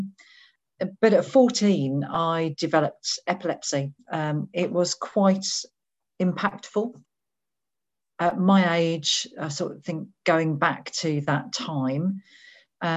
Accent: Birmingham, West Midlands, United Kingdom; So I was born in Birmingham in the West Midlands, which is sort of in the middle of England.

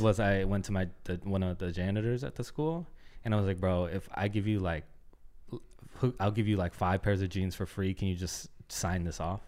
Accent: Oakland, California, United States; moved away as an adult; also born or lived in Concord, California; now in Los Angeles, United States; I grew up in Oakland and then moved to Concord, and that's where I spent, like, my teenage years

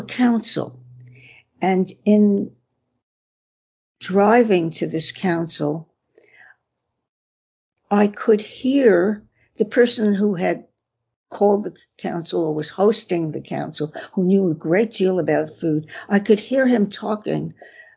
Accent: New York City, New York, United States; I was born in Brooklyn, went to school in Coney Island.

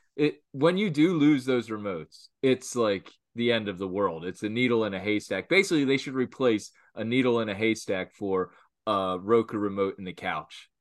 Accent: Philadelphia, Pennsylvania, United States; We're from Philadelphia

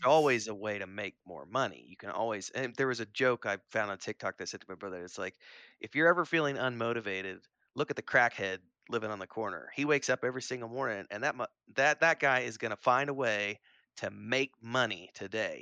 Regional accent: Springfield, Missouri, United States; near where I grew up in Springfield, Missouri

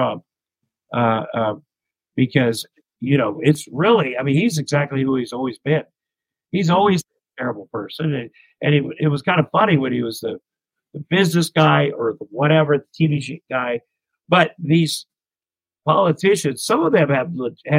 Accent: Ottumwa, Iowa, United States; moved away as an adult; also born or lived in Minneapolis, Minnesota; when I grew up in Iowa

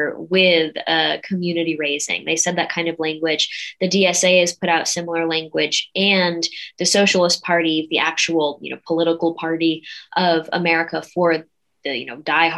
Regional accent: New York, United States; moved away as an adult; now in Texas, United States; I left my home state

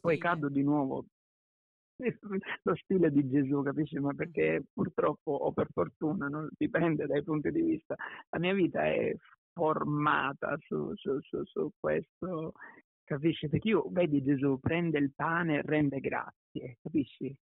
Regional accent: Ragusa, Sicily, Italy; moved away; also born or lived in Milan; sono nato a Ragusa in Sicilia, sono cresciuto in una famiglia molto unita

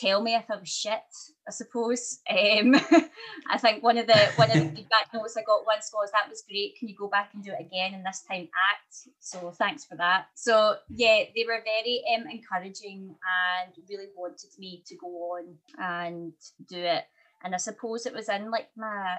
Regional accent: later Hamilton, Scotland, United Kingdom; I actually grew up, a lot of my childhood was spent in a very, very small village where there was like 70 kids in our primary school

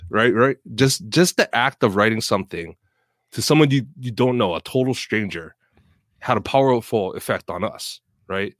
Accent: Oahu, Hawaii, United States; born or raised there; moved away as an adult; now in Seattle, United States

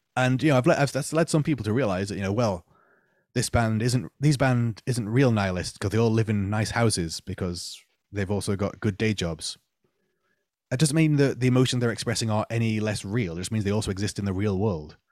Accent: Manchester, North West England, United Kingdom; now in Nottingham, United Kingdom; growing up in Manchester, I saw a lot of bands who were more than happy to be local heroes

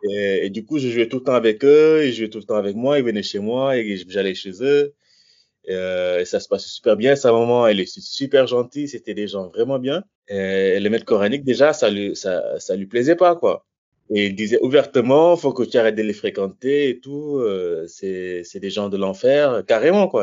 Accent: Senegal; moved away as an adult; also born or lived in south of France; now in France; je viens du Sénégal, j'ai 35 ans. je suis arrivé en France quand j'avais 18 ans.

